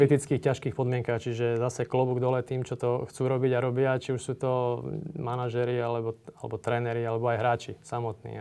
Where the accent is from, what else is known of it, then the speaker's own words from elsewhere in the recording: Slovakia; sme Slováci